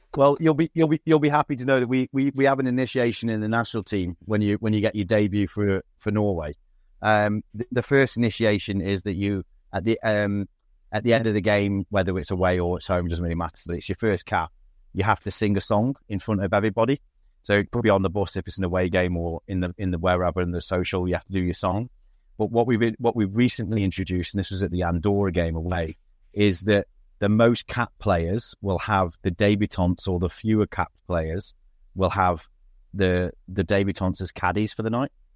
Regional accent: Stoke-on-Trent, West Midlands, United Kingdom; I'm from Stoke.

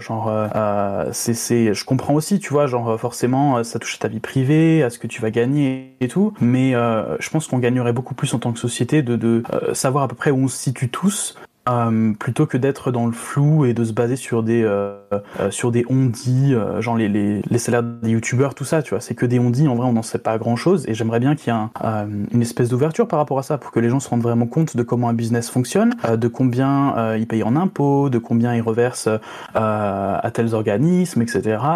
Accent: France; moved away as an adult; en tant que français

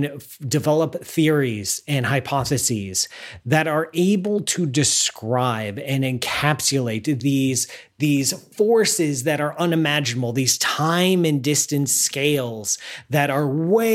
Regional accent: the Midwestern part of the United States, United States; now in near New York City, United States; I grew up in the Midwestern part of the United States out in the middle of the cornfields

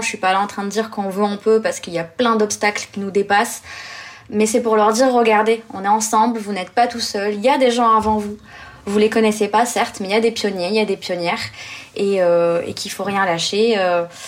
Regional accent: Blida, Blida Province, Algeria; moved away; ma ville natale plutôt, qui est une ville qui s'appelle Bida, euh, qui est à 40-50 km au sud

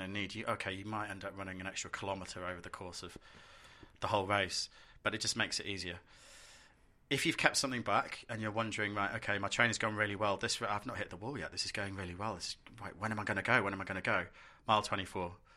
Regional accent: London, United Kingdom; I'm a Londoner

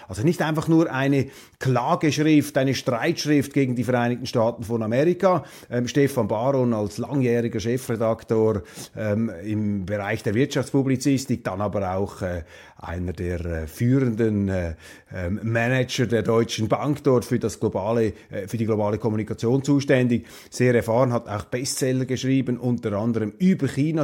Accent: Switzerland; Als Schweizer

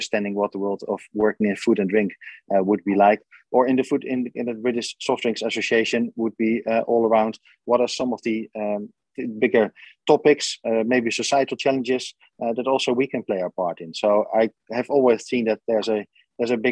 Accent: Netherlands; moved away; I grew up in the Netherlands in a relatively small village in the middle of the Netherlands.

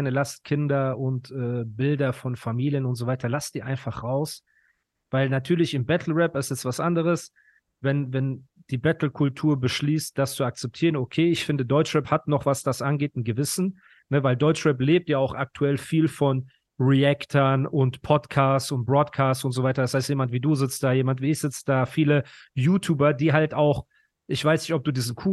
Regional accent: Ukraine; now in Germany; Also geboren bin ich in der Ukraine.

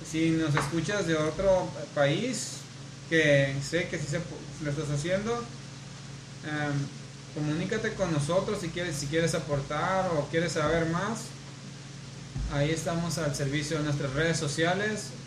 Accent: Culiacán, Sinaloa, Mexico; Para, exacto, siendo claros, para aclarando, los que somos de aquí de Culiacán, no la capilla de Malverde.

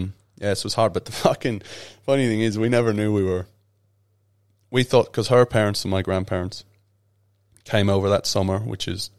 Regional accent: Ireland; And that's the estate that I grew up in Ireland.

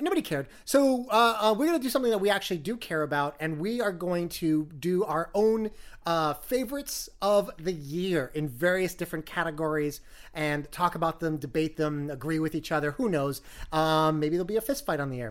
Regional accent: New York, United States; as a New Yorker

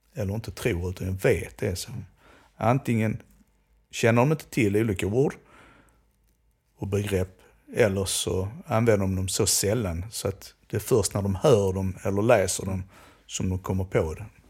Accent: Skåne, Sweden; accent: Skånska; Jag, jag pratar skånska

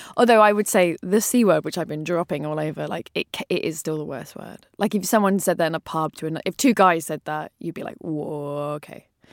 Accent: London, United Kingdom; I was brought up with, um, a bomb that went off around the corner, went in Wood Green when I was a kid

